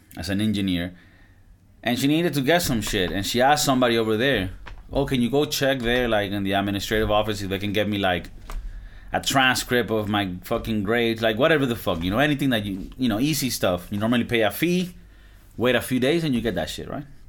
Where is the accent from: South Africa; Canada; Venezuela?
Venezuela; Valencia, Carabobo; moved away; my hometown in Venezuela. I'm from Valencia, Venezuela.